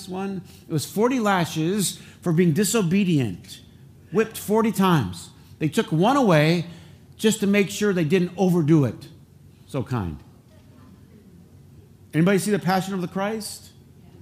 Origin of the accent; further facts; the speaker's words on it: Flint, Michigan, United States; accent: Flint English; I have Flint English